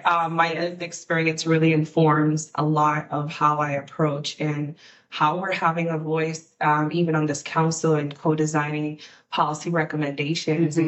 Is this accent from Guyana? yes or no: yes; Guyana; now in DC region, United States; I'm from Guyana, South America, and, and we're the only English speaking country and Caribbean culture in, in the region